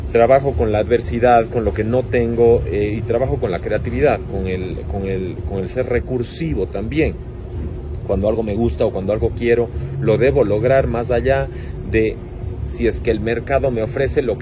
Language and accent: Spanish; Cuenca, Azuay, Ecuador; now in Guayaquil, Ecuador; Como ves, mi acento no es tan cuencano.